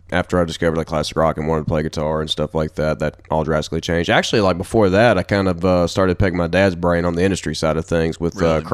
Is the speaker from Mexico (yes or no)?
no; Brownsville, Tennessee, United States; Where I was growing up in Brownsville was a bunch of farmer kids, and I was one of them too. And because I grew up, you know, raising cows and stuff like that, and was cows and horses and dogs and stuff like that.